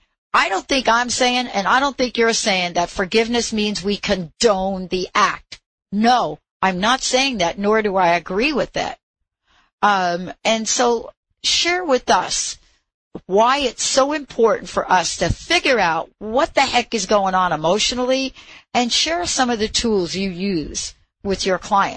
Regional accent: New York City, New York, United States; I grew up in New York City.

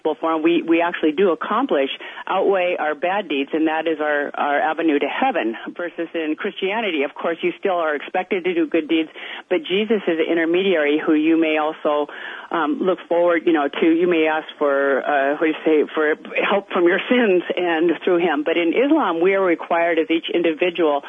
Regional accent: Edmonds, Washington, United States; I was raised a Methodist, and Dr. David Austin, a local reverend, was who I was raised with in Edmonds

